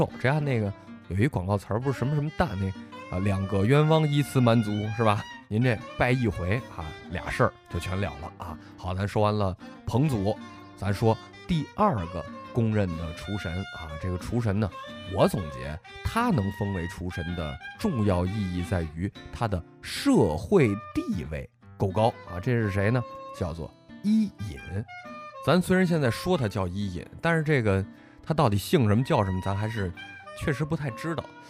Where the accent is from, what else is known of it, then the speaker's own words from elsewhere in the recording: Sichuan, China; 你们徐州人没见过，我们四川人见过啊。